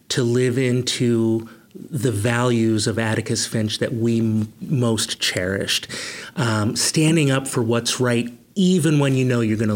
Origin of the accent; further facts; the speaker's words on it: Rochester, New York, United States; also born or lived in Hudson, United States / Philadelphia, United States; And but I really say where I grew up was outside of Rochester, um, right along the shores of Lake Ontario.